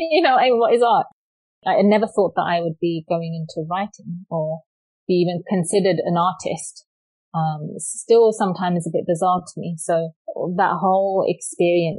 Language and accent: English; London, United Kingdom; moved away as an adult; now in Canada; I was raised born and raised in London, England